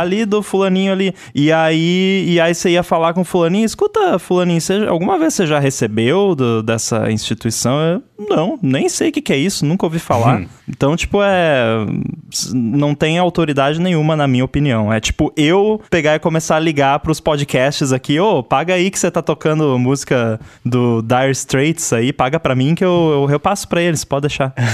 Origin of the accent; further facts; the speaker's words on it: Rio Grande do Sul, Brazil; moved away; a gente tem uma rádio comunitária lá na cidade do Rio Grande do Sul, de onde eu vim